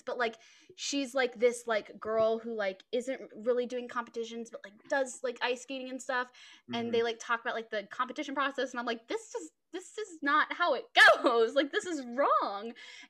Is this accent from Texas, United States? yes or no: yes; Texas, United States; I'm from Texas